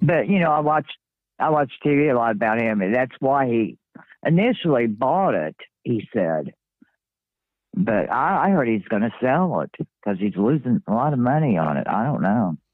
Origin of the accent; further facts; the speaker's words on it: Kentucky, United States; I'm from Kentucky. I live in Kentucky